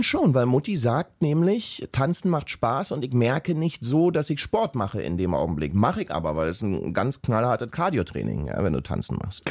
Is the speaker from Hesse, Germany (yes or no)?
no; Berlin, Germany; ich bin ja aus dem Osten